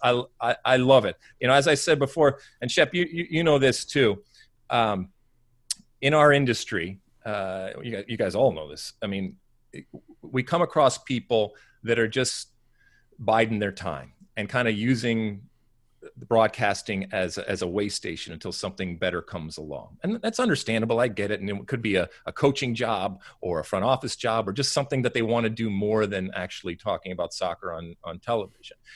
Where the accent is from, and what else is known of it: United States